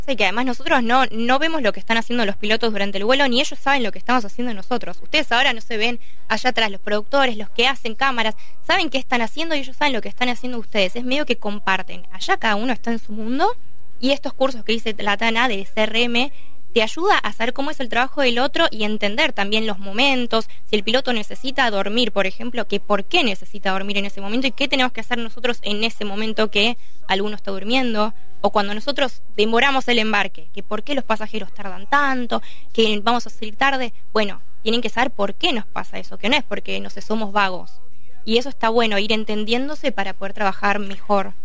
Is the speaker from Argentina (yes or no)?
yes; Argentina; moved away as an adult; now in Barcelona, Spain; los argentinos somos argentinos